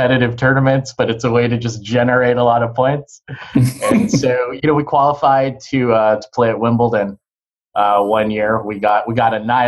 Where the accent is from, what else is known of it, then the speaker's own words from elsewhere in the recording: Southern California, United States; I grew up in Southern California